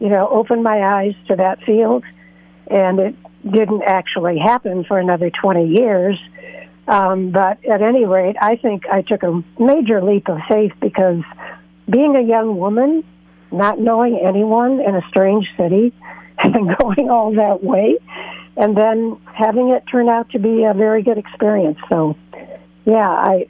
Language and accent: English; Detroit, Michigan, United States; moved away as an adult; also born or lived in Hartford, Connecticut; now in Los Osos, United States; I decided to leave my hometown, Detroit